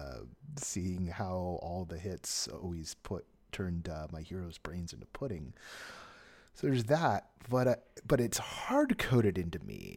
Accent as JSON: {"language": "English", "area": "Bay Area", "region": "California", "country": "United States", "tie": "born or raised there", "said": "I grew up in the Bay Area"}